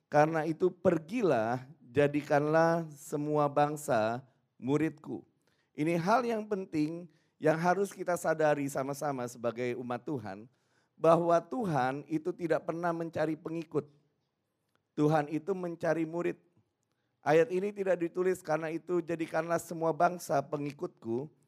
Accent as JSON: {"language": "Indonesian", "town": "Surabaya", "region": "East Java", "country": "Indonesia", "said": "saya dari Surabaya."}